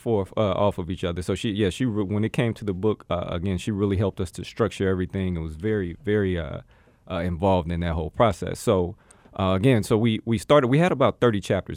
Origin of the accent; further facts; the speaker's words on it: Gary, Indiana, United States; moved away as an adult; now in Arizona, United States; the three of us all come from Gary, Indiana, uh, right outside of Chicago